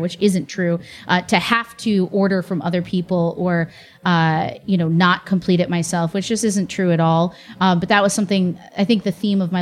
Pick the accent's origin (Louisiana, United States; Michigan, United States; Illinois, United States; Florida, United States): Illinois, United States; Chicago; moved away; I grew up in Chicago